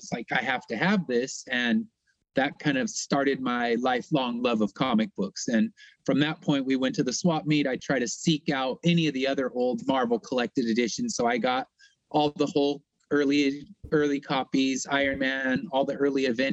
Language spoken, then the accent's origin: English; Inland Empire, Southern California, United States; I'm from Southern California in the Inland Empire